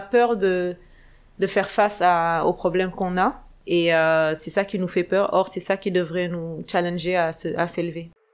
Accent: Dakar, Senegal; moved away as an adult; also born or lived in Canada; je suis sénégalaise, née et grandie au Sénégal, à Dakar

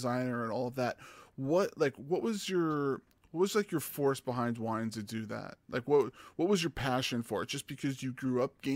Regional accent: New York, United States; I'm from New York

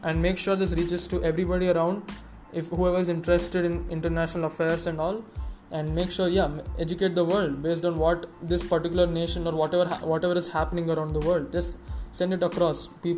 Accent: India

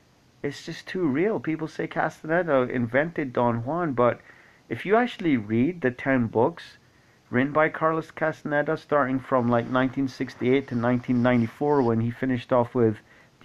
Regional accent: Scotland, United Kingdom; also born or lived in Kuwait; I grew up in Kuwait for 10 years. Prior to that, Scotland, obviously. Some of the formative years of my life were in Kuwait, and I learned Arabic there

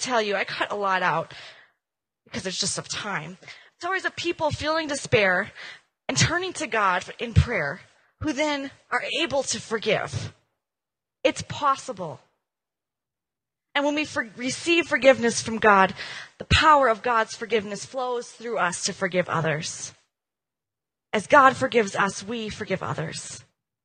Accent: Minnesota, United States; I'm from Minnesota

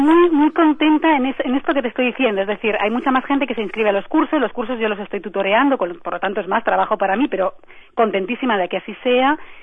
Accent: Spain; digo yo como española

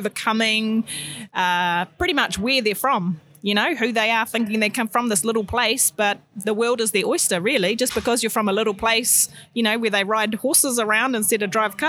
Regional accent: Tairāwhiti, Gisborne, New Zealand; born and bred in Tairāwhiti

